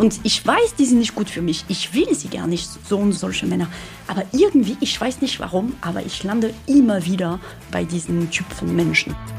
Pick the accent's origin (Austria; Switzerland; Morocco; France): France; accent: French; German is a second language; moved away as an adult; now in Germany; Ich bin Französin, wie man das am Akzent wahrscheinlich schon erkannt hat. Und ja, ich bin in Deutschland seit 2010